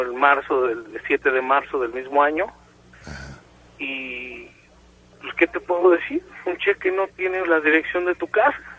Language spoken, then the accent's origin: Spanish; Nezahualcóyotl, State of Mexico, Mexico; yo soy de Neza